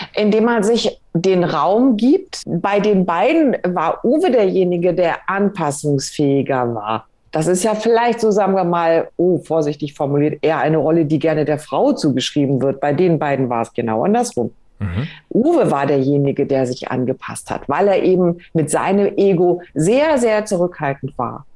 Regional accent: Germany; uns Deutschen

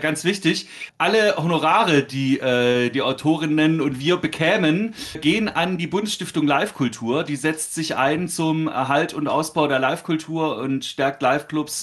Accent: Stuttgart, Baden-Württemberg, Germany; ich als äh, gebürtiger Stuttgarter

